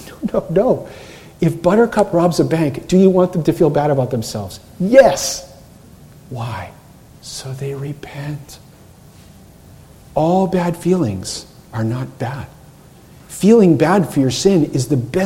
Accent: Cape Cod, Massachusetts, United States; I grew up on Cape Cod

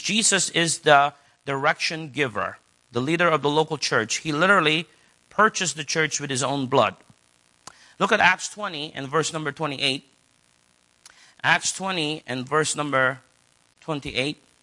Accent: United States; as an American

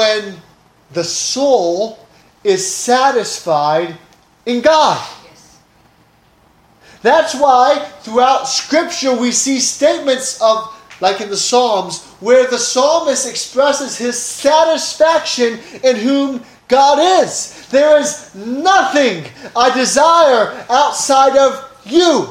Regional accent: Oaxaca, Mexico; moved away; I grew up in Mexico

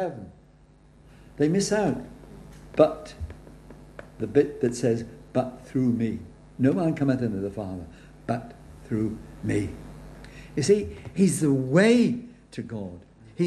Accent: Wales, United Kingdom; I'm Welsh

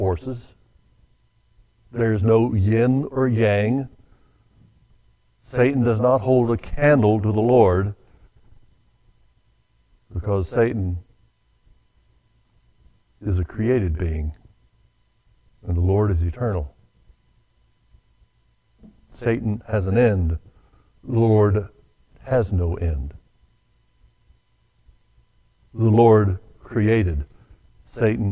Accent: the South, United States; I was born and raised in the South

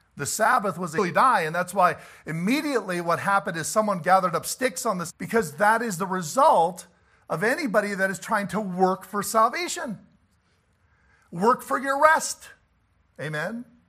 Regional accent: about forty-five minutes from Morris, Manitoba, Canada; Morris, Manitoba, about forty-five minutes from my hometown

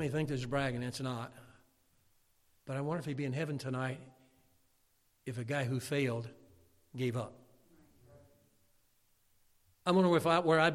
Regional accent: Chicago, Illinois, United States; growing up in Chicago

